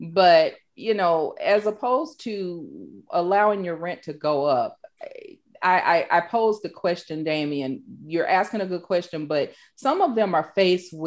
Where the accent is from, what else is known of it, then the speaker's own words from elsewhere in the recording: the South, United States; I'm from the South